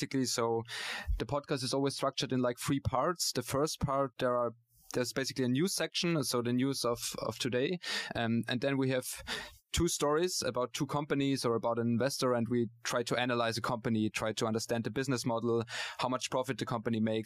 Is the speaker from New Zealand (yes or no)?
no; Austria; now in Hamburg, Germany; I'm originally from Austria